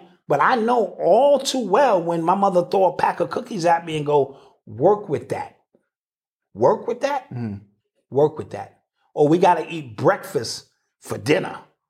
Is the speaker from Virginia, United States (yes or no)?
no; Akron, Ohio, United States; So I'm from Akron, has always given out, you know, shoes and food and, you know, how it feels to grow up.